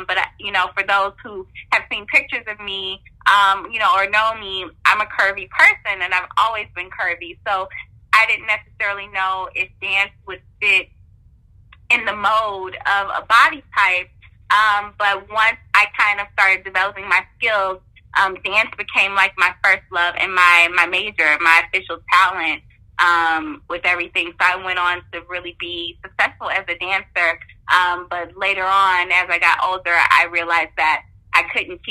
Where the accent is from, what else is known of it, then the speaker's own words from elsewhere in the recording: Midwest, United States; moved away; I grew up in the Midwest